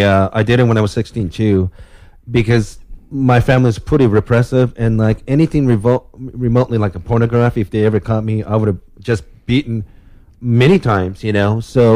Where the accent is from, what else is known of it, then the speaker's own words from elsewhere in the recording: Japan; moved away; I'm from Japan.